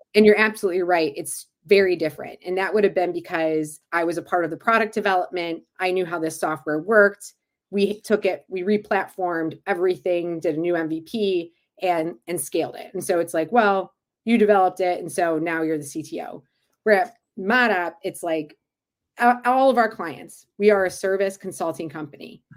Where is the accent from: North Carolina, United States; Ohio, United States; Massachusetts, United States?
Ohio, United States; Cleveland; back in my hometown of Cleveland